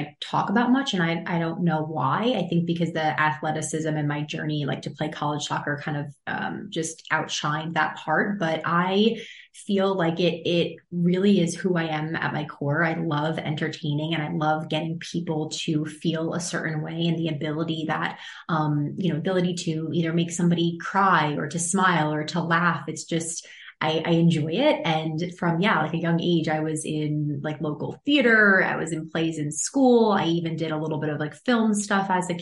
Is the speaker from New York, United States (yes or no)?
yes; Long Island, New York, United States; also born or lived in North Carolina; I grew up on Long Island in New York